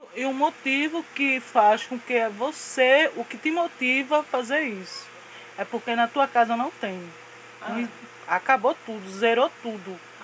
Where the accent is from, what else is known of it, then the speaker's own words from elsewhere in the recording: Recife, Pernambuco, Brazil; eu nasci na zona, antigamente tinha a zona ali no Marco Zero, então de lá que eu vim, da zona